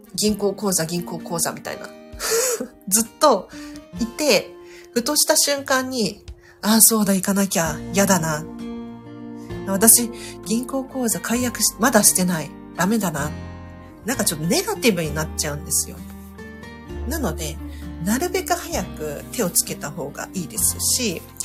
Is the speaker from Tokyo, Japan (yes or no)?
yes; Tokyo, Japan; 私なんかね東京生まれでマンション育ちでそんなに収納スペースないんですよ東京は